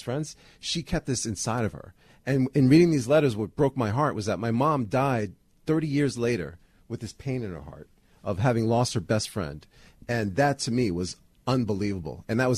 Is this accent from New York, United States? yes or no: yes; New York City, New York, United States; growing up in Jamaica, I grew up in the same house my Uncle Vinny grew up in.